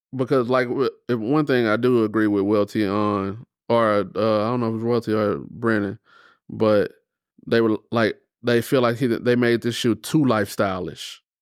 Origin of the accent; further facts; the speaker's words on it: United States; as an American